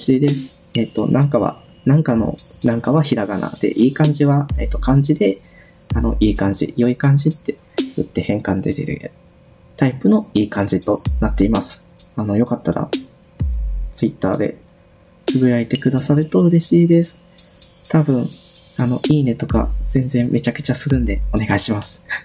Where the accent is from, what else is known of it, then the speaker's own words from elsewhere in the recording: Hyogo, Japan; moved away as an adult; also born or lived in Kansai; now in Tokyo, Japan; 兵庫県出身です